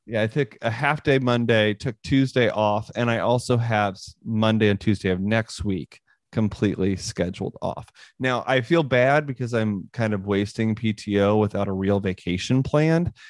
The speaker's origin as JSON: {"language": "English", "region": "Northwest Missouri", "country": "United States", "tie": "born or raised there", "said": "I grew up in Northwest Missouri"}